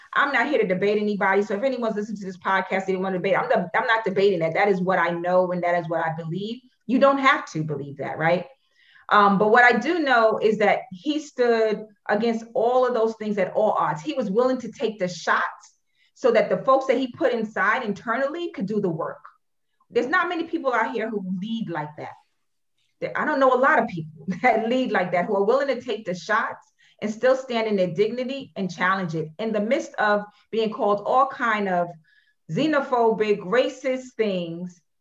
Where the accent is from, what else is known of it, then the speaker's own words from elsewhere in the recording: New York City, New York, United States; born and raised in Brooklyn, New York.